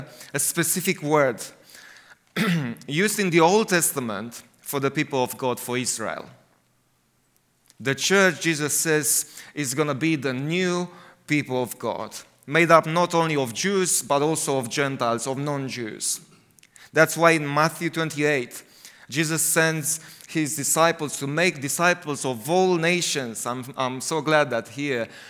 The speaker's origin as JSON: {"language": "English", "country": "Romania", "also_born_or_lived": "United Kingdom", "second_language": "English", "said": "I like it in Romania, because I feel at home there."}